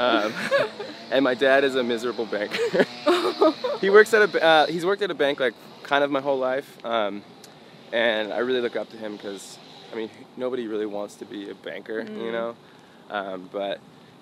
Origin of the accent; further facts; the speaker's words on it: Portland, Oregon, United States; I was born in Portland, Oregon